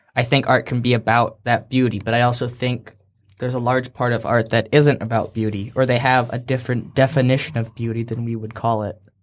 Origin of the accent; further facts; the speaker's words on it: Seattle, Washington, United States; we're from Seattle